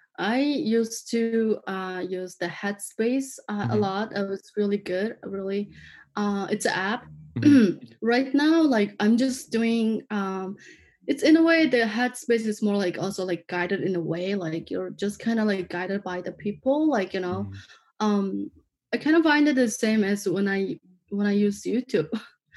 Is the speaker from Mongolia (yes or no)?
yes; Mongolia; moved away as an adult; also born or lived in Seattle / San Francisco / Los Angeles; now in Huntington Beach, United States; I'm from Mongolia. I've been living here now. Like, I moved to here like in 2013.